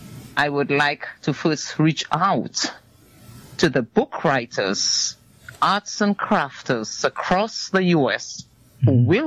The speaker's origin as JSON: {"language": "English", "country": "Dominica", "also_born_or_lived": "New Jersey, United States", "moved": "as an adult", "lives_now": "United States", "said": "I emigrated from Dominica to the U.S. in 2004."}